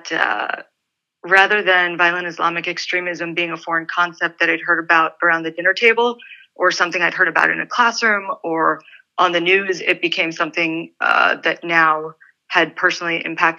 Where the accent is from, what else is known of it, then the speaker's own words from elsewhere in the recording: San Antonio, Texas, United States; born there; So I was born in San Antonio, Texas. I'm an army brat. My dad's a retired US Army colonel. I'm half Lebanese.